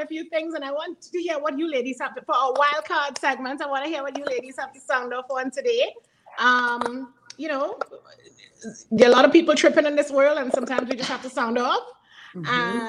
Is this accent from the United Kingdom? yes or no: no; Trinidad & Tobago; As a Trinidadian